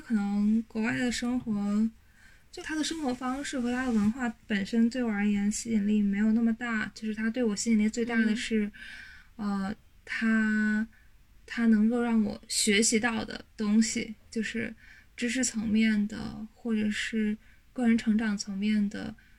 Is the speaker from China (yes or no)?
yes; China; moved away as an adult; 我作为一个中国人